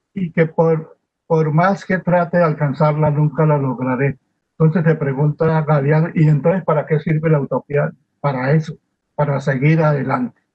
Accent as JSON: {"language": "Spanish", "country": "Colombia", "said": "lo que somos los colombianos"}